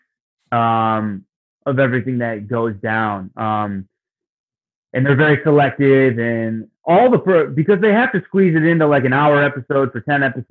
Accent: Detroit, Michigan, United States; my hometown in Detroit

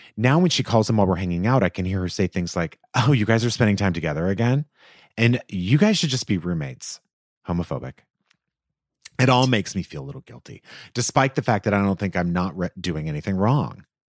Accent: Los Angeles, California, United States; they're in my hometown

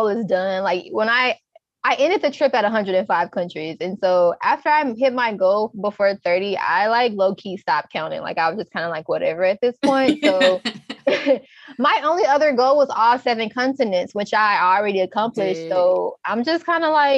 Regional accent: Texas, United States; I'm from Texas, to where we put a lot of like, you know, peppers in our food

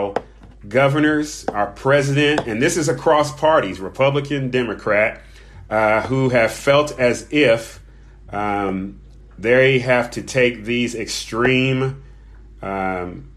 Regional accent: United States; I'm speaking as an American citizen

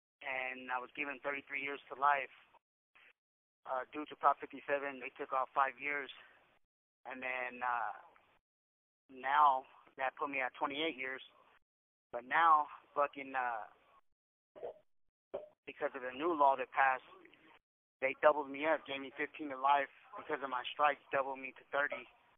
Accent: Napa, California, United States; I'm born and raised in Napa, but I've been locked up so much, I met people from everywhere, especially all through the Bay Area. So I've had stomping grounds in Vallejo. I've been in Frisco

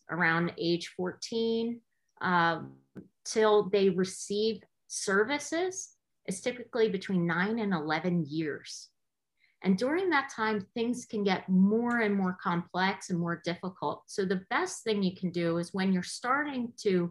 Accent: New Jersey, United States; I grew up in New Jersey, and I was a public school teacher here for 14 years

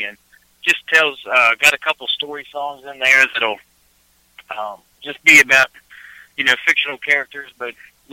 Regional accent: Shenandoah Valley, Virginia, United States; we're both from the Shenandoah Valley, and we're plagued with history here

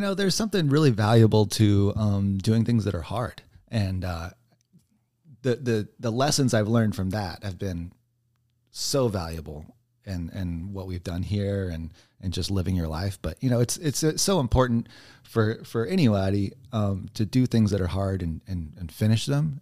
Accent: Texas, United States; moved away; also born or lived in New Mexico; I'm from Texas originally

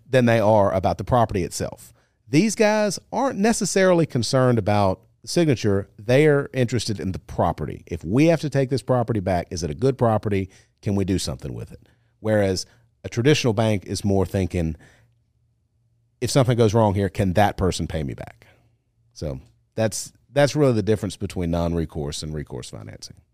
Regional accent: Monroe, Louisiana, United States; now in Baton Rouge, United States; I grew up in Monroe

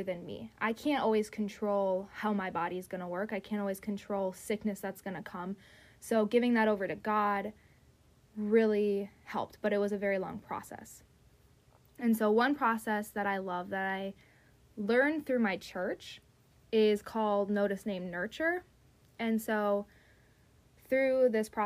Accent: Wisconsin, United States; moved away; back to Wisconsin, my hometown, 3.5 hours away

